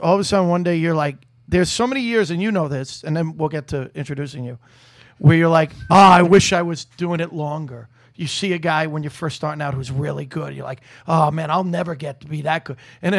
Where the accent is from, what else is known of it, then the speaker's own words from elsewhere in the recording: New York, United States; I'm from New York.